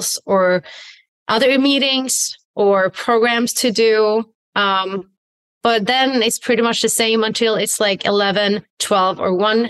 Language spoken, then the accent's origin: English; Sweden; moved away as an adult; now in California, United States; I am originally from Sweden